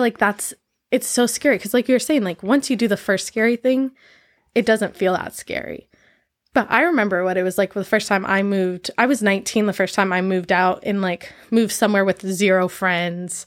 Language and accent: English; San Diego, California, United States; moved away as an adult; also born or lived in Maui / Mexico; growing up in San Diego